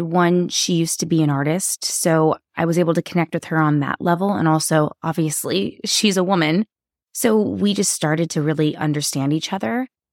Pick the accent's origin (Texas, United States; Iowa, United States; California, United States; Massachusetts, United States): California, United States; Sacramento; now in Nashville, United States; I grew up in Sacramento, California